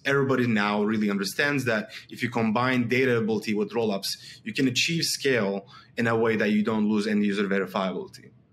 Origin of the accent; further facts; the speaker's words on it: Istanbul, Turkey; I'm from Istanbul, Turkey